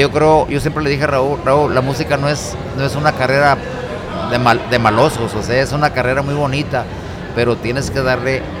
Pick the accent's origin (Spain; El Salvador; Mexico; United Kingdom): Mexico; Rosamorada, Nayarit; porque gente que venimos de un rancho como es mi pueblo Rosa Morada, pues a veces ni nos imaginamos eh, hasta dónde puede llegar nuestro mensaje